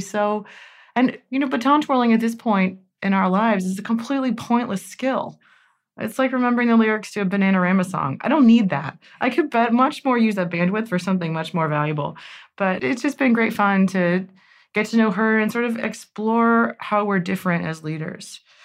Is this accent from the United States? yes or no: yes; Cincinnati, Ohio, United States; We're both Cincinnati natives, but She's from Coleraine Township, and I'm from Springfield Township